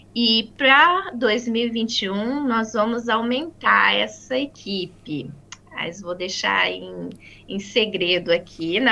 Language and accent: Portuguese; Maringá, Paraná, Brazil; moved away as an adult; now in New Zealand; Eu sou do estado do Paraná, de uma cidade chamada Maringá